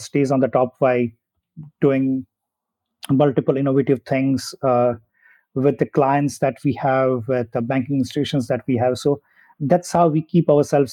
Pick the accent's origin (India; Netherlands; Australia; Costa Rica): India; moved away as an adult; also born or lived in Germany; I did my schooling in my hometown. Then I moved to a different city in India to do my engineering. And then I moved to Germany